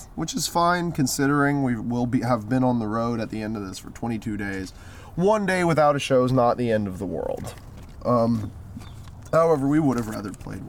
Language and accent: English; Savannah, Georgia, United States; being here has just got me excited to be back in my hometown. We all have different relationships with the city of Savannah and have been there for different amounts of times.